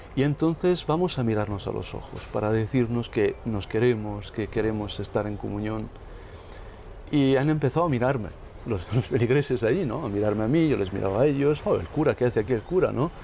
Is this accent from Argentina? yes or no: no; northern Italy, Italy; now in Rome, Italy; visitándole a mi madre en mi pueblo, en el norte de Italia.